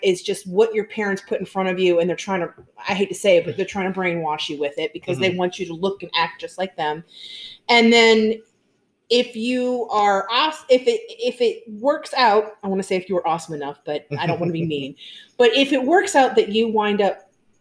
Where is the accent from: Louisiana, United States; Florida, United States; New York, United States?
Louisiana, United States; New Orleans; moved away; we came from New Orleans